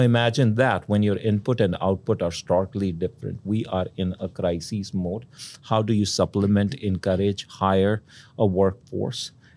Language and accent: English; India; moved away; I grew up in India, uh, in a middle class, uh, household